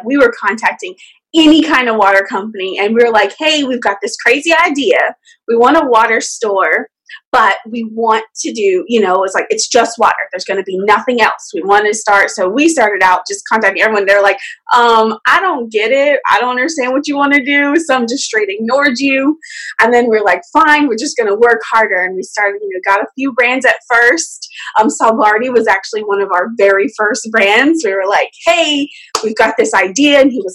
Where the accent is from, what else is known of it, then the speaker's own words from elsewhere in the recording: Georgia, United States; moved away as an adult; now in Washington, D.C., United States; I'm from Georgia, born and raised. Well, not born, but I grew up there my whole life.